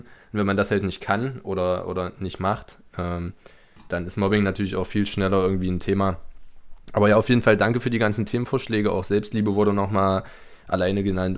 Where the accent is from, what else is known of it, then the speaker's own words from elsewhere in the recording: Germany; moved away as an adult; now in Birmingham, United Kingdom; wo kommst du her? Ich Deutschland